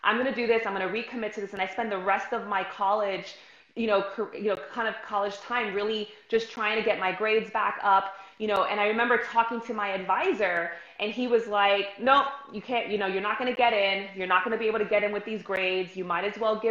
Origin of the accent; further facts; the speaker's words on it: New York City, New York, United States; I'm from New York City, grew up, born and raised